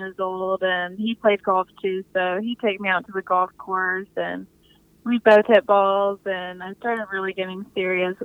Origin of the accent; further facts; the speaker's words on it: Texas, United States; I'm from Texas